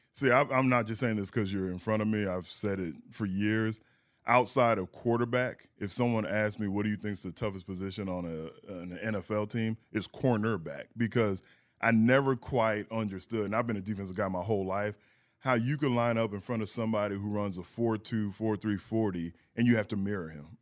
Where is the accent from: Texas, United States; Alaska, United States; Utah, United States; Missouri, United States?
Texas, United States; San Antonio; And I'm from San Antonio, and, you know, growing up in Texas